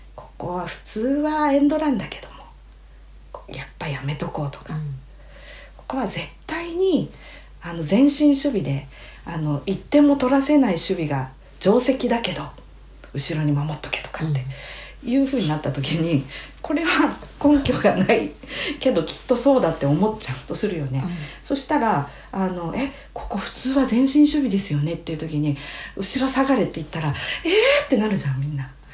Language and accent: Japanese; Hokkaido, Japan; 私たち北海道民